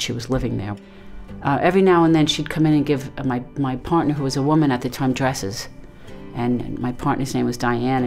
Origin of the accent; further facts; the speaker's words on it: New York City, New York, United States; where I grew up in Brooklyn